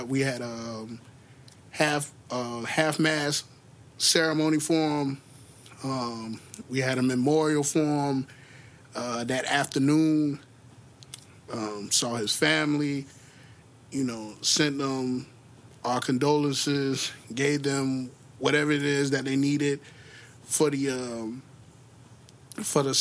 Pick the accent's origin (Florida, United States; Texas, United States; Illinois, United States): Florida, United States; Jacksonville; also born or lived in Orlando, Florida; Duval is concerned, my hometown, our hometown